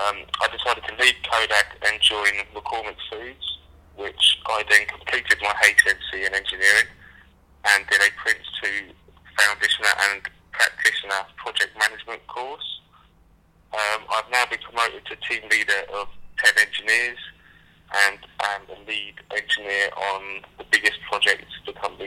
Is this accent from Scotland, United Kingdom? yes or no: no; Aylesbury, South East England, United Kingdom; I'm 24 from Aylesbury.